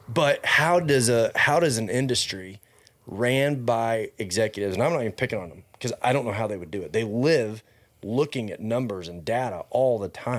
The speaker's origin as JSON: {"language": "English", "town": "Fort Worth", "region": "Texas", "country": "United States", "tie": "born or raised there", "said": "I grew up in Fort Worth"}